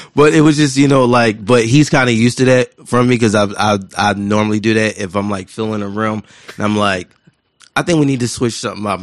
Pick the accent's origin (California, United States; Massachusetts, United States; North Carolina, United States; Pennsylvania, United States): Pennsylvania, United States; Philadelphia; I'm from West Philadelphia